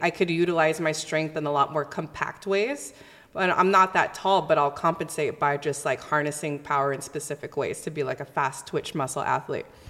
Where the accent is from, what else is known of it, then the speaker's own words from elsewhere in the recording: Southern California, United States; I was born and raised here in Southern California